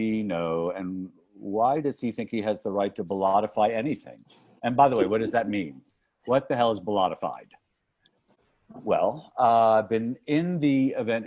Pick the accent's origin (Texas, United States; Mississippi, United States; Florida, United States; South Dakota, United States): Florida, United States; North Miami Beach; moved away as an adult; I grew up in North Miami Beach, Florida, which is in Dade County, Florida